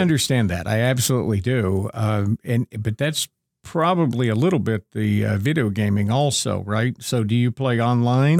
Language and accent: English; Northeastern Ohio, United States; moved away as an adult; also born or lived in Owensboro; I, I was born and raised in Northeastern Ohio